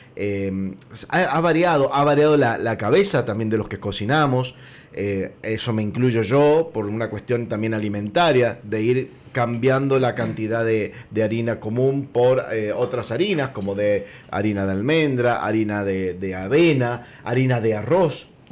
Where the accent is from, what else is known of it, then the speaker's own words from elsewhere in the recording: Mendoza, Argentina; yo digo de mi casa, que somos todos mendocinos